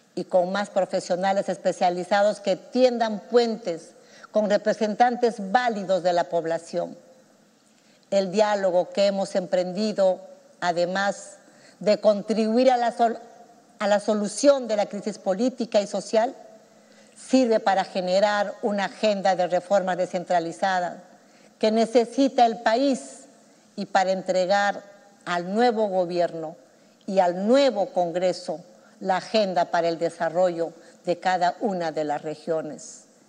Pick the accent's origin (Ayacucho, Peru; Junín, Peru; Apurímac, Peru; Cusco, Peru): Apurímac, Peru; Chalhuanca; now in Lima, Peru; que vengo de Chaluanca, de ese pueblo pequeño allá en mi querido Aymaraes